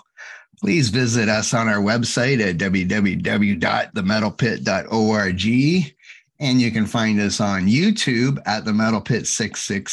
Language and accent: English; Ontario, Canada; I'm from Ontario in Canada.